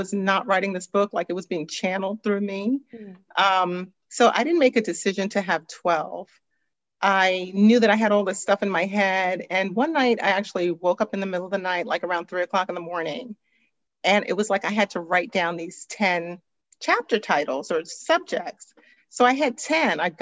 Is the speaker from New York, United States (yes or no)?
yes; New York City, New York, United States; now in Atlanta, United States; I was born and raised in Brooklyn, New York.